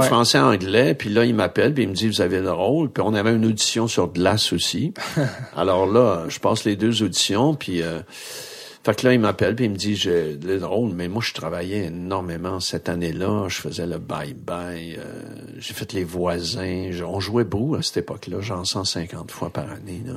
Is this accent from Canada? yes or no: yes; Grande-Baie, Quebec, Canada; je viens de Grande Bay, dans un quartier où vraiment, euh, il y a plein de gars qui ont fait du hockey